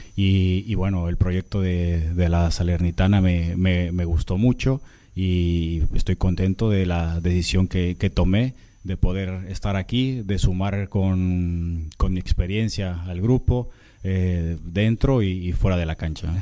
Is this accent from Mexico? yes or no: yes; Mexico; moved away as an adult; Soy el primer portero en la historia de México que juega, que, juega en Europa